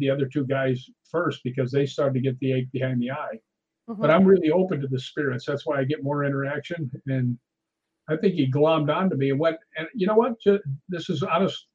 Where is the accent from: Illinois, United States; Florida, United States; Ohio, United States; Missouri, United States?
Illinois, United States; Chicago; now in California, United States; I grew up in Chicago, and you know, I've lived in California for forever now